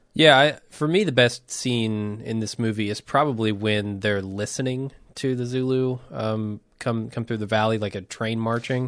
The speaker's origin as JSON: {"language": "English", "country": "United States", "said": "as an American film goer"}